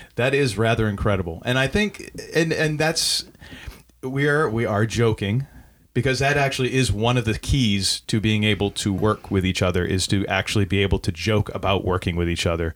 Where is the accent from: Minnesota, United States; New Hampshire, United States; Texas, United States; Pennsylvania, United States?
New Hampshire, United States; now in Maine, United States; I grew up in New Hampshire